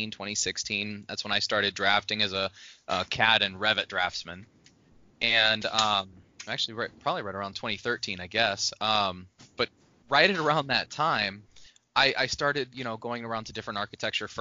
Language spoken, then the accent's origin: English; Midwest, United States; moved away; also born or lived in Pacific Northwest; Growing up in the Midwest and coming out to the Pacific Northwest